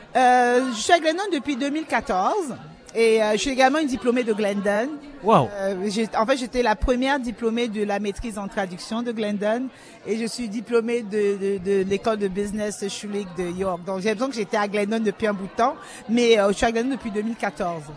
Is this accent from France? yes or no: no; Cameroon; now in Canada; je suis originaire du Cameroun, mais ça fait 30 ans que je suis au Canada